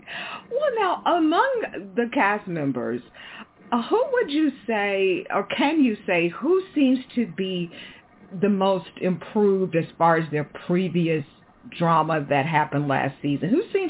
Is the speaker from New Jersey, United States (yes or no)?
no; Houston, Texas, United States; I understand you have a location in Houston now. It's my hometown.